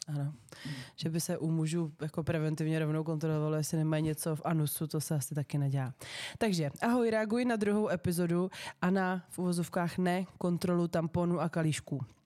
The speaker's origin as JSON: {"language": "Czech", "town": "Liberec", "region": "Liberec Region", "country": "Czechia", "said": "všechny spolužáky z gymnázia Františka Xavera Šeldy v Liberci"}